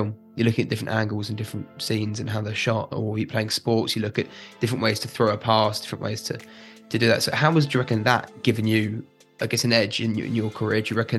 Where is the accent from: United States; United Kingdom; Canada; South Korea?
United Kingdom; I know it's hard because we're British and talking about ourselves is hard